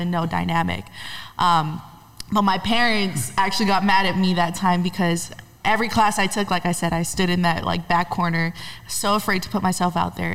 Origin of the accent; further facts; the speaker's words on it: Honolulu, Hawaii, United States; now in Los Angeles, United States; I'm originally from Honolulu, Hawaii